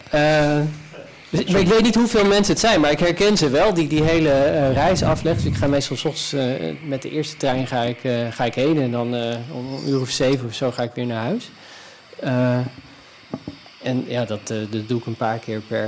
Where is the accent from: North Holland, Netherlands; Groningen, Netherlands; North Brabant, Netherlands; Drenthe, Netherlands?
Groningen, Netherlands; Northeast; moved away; also born or lived in Amsterdam / Haarlem; ik kom zelf uit Noordoost-Groningen